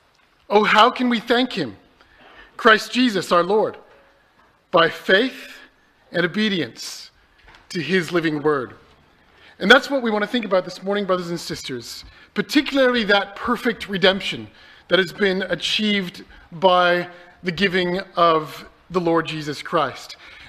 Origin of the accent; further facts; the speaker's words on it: Canada; moved away; When I came over from Canada, I had to leave all my books at home.